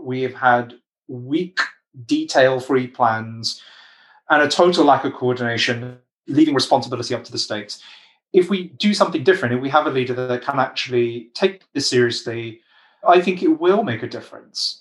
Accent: United Kingdom; I'm British

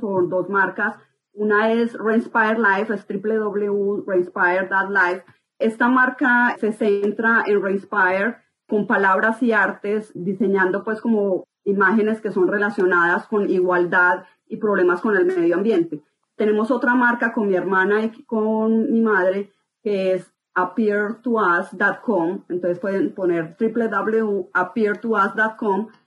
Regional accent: Colombia; soy arquitecta colombiana

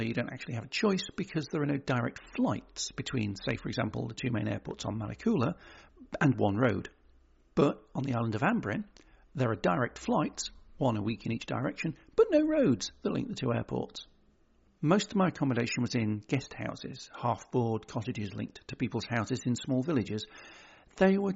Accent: United Kingdom; also born or lived in Birmingham; I'm British

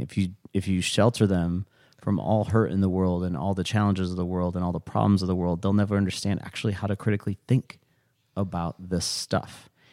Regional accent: United States

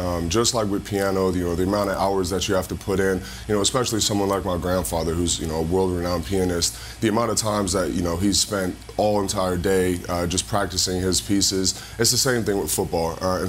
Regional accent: California, United States; now in Florida, United States; I grew up in Cali and came straight to Florida, so I've never played in a snow game.

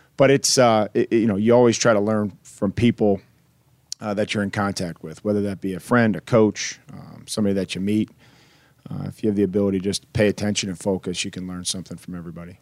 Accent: Midwest, United States; also born or lived in Houston / Boston; now in Nashville, United States; growing up in the Midwest and spending some time in Houston and Boston and all these different places

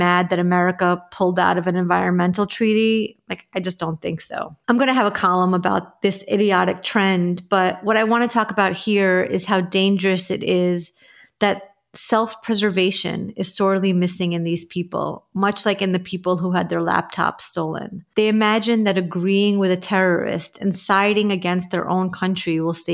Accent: New York, United States; I grew up in Ditmas Park

